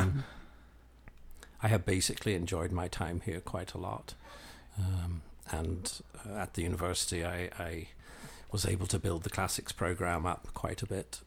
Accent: Belfast, Northern Ireland, United Kingdom; moved away as an adult; also born or lived in London; now in Lubbock, United States; I grew up in, in the U K, um, sort of between London and Belfast. My, uh, mother was English, my father was Irish. And, um, we migrated back and forth quite a bit in my early childhood, uh, And then I went to, uh, secondary school and, and university in Belfast

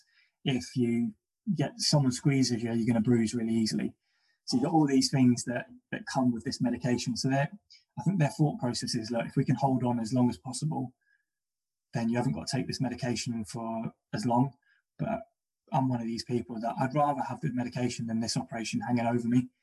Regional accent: London, United Kingdom; And I'm from Battersea and I'm from a council estate

